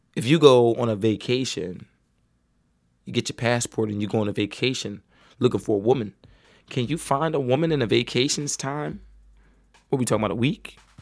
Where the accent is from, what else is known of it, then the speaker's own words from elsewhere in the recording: United States; As American men